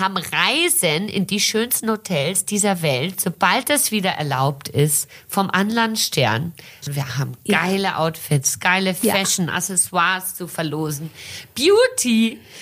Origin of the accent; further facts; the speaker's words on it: Brazil; now in Germany; ich bin in Brasilien geboren und aufgewachsen